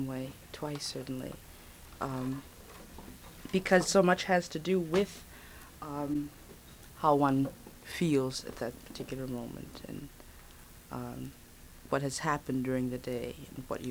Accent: Los Angeles, California, United States; moved away as an adult; also born or lived in Birmingham, Alabama / San Francisco; born in Birmingham. And my family went to Los Angeles when I was about six, and we've been there ever since

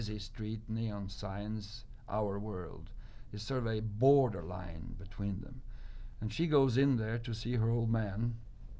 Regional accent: Oslo, Norway; back in Oslo, my hometown

